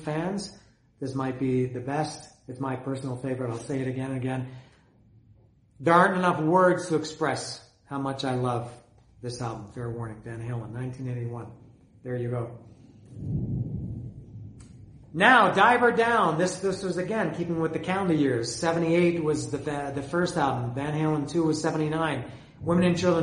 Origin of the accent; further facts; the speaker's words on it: Canada; I'm Canadian